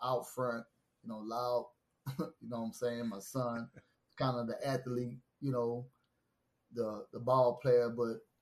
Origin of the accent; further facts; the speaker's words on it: Baton Rouge, Louisiana, United States; I am from Baton Rouge, Louisiana. You know, born and raised, McKinley High School, Southern University